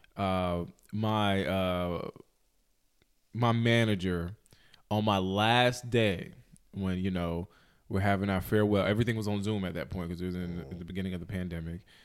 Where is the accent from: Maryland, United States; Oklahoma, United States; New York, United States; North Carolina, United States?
North Carolina, United States; High Point; I am from High Point, the High Point, Greensboro area